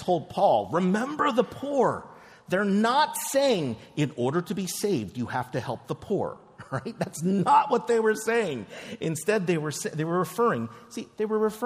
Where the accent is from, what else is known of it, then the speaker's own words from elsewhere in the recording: Philadelphia, Pennsylvania, United States; also born or lived in New York; I live in Philadelphia now. I grew up in Philadelphia. I lived in New York for about 5 years or so